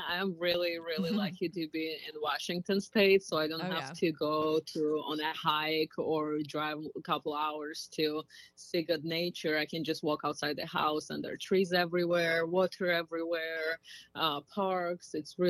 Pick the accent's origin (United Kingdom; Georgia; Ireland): Georgia; now in United States; Country of Georgia. Okay. It's Eastern Europe, next to Turkey and under Russia.